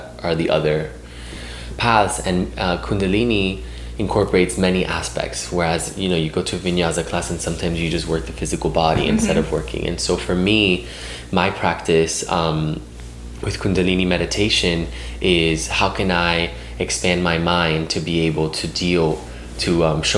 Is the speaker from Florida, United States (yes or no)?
yes; Miami, Florida, United States; moved away; I'm originally from Miami.